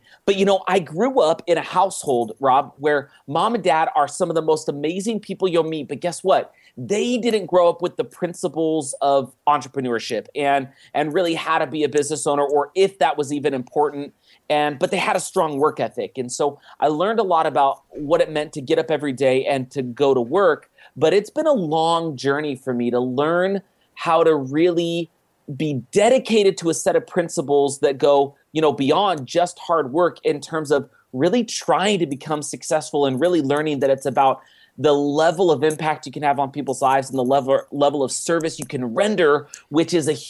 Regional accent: Oakland, California, United States; But, I grew up in just outside of Oakland, California, and lived there my entire life until I went and I served a mission for my church for 2 years in Germany and returned home in 2000.

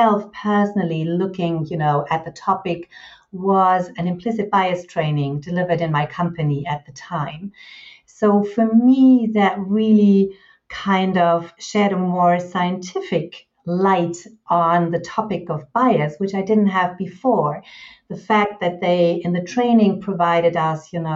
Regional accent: Germany; I'm German, 52 years old

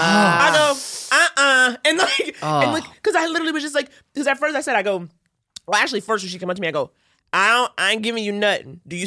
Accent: New York, United States; Because like for me, I think it was like growing up in New York and I kind of taught you to be a little bit tougher, harder, or like more skeptical.

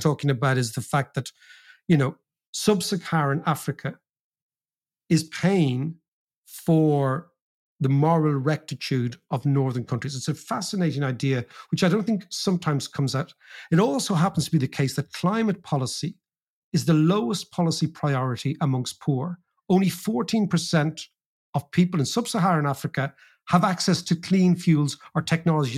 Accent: Ireland; as Irish people

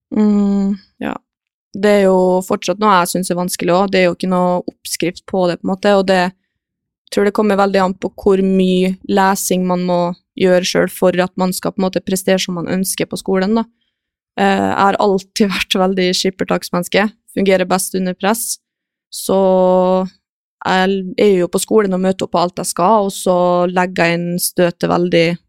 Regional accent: Kristiansund, Møre og Romsdal, Norway; moved away; jeg begynte vel høsten 2016, tror jeg, hjemme i Kristiansund

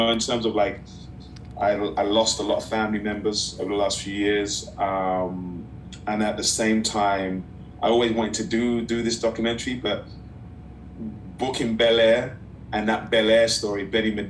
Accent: Nigeria; They represent that I was as a Nigerian, I was born in foreign land.

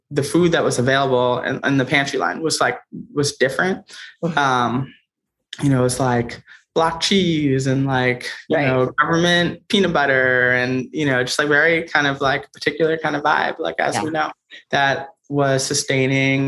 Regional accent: Boston, Massachusetts, United States; moved away as an adult; now in New York City, United States; I grew up in Roxbury, which is a kind of the historically Black part of Boston

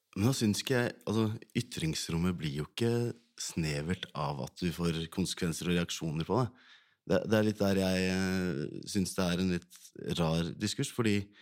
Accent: Ski, Viken, Norway; jeg kommer fra Ski kommune, det er ikke så veldig stor kommune

